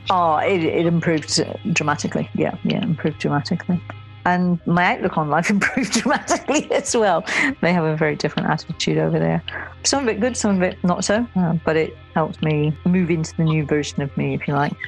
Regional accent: Somerset, South West England, United Kingdom; I grew up in Somerset

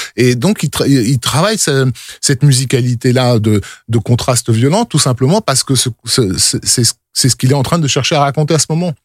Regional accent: France; on est français, donc on entend du français

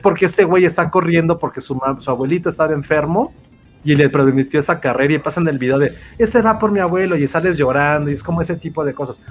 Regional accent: Guadalajara, Jalisco, Mexico; soy de Guadalajara

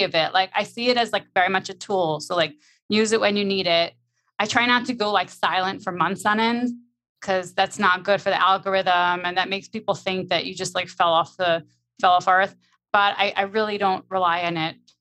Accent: New York, United States; I'm like from New York, like we're very fast paced

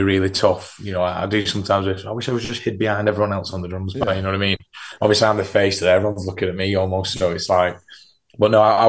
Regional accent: Southport, North West England, United Kingdom; We're not a fucking Wigan band. I'm from Southport.

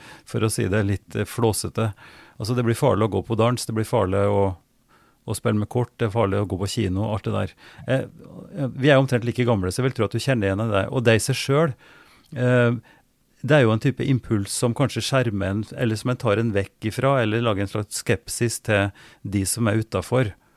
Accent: Oppdal, Trøndelag, Norway; fra Oppdal, og der jeg vokste opp

